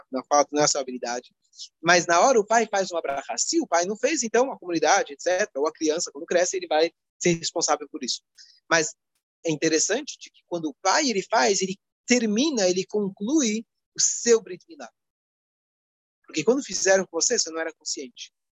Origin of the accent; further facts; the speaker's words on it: Brazil; como bons brasileiros